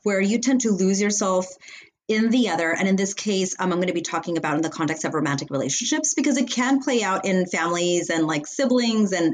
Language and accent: English; Los Angeles, California, United States; I'm from Los Angeles, California